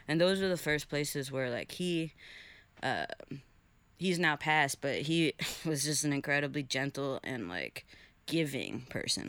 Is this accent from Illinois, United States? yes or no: yes; Chicago, Illinois, United States; also born or lived in Huntington, Long Island, New York; I moved there when I was nine